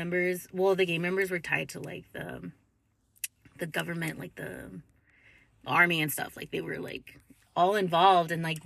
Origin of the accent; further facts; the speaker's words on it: Lancaster, California, United States; I was born in Lancaster, California. It's like an hour and a half away from downtown LA. I grew up with my sister and my mom.